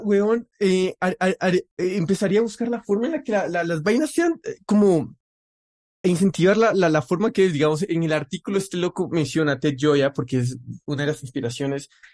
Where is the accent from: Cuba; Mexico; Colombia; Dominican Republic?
Colombia